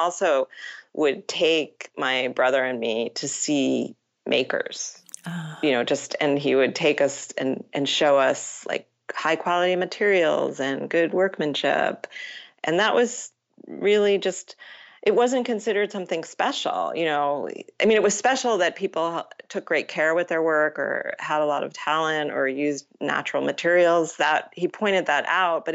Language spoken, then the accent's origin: English; Matawan, New Jersey, United States; I grew up in Mattawa, New Jersey